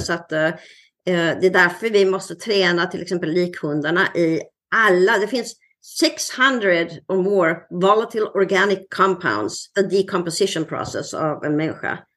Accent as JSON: {"language": "Swedish", "country": "Sweden", "also_born_or_lived": "Nyhamnsläge, Sweden", "moved": "as an adult", "lives_now": "Seattle, United States", "said": "ända sedan jag flyttade från Sverige"}